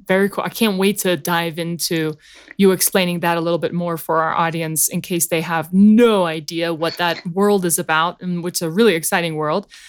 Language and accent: English; South Africa; now in United States; me being from South Africa